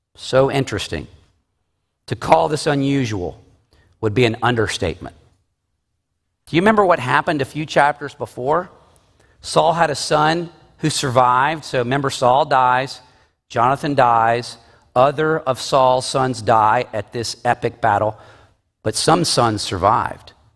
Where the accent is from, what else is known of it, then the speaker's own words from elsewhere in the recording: the South, United States; I am from the South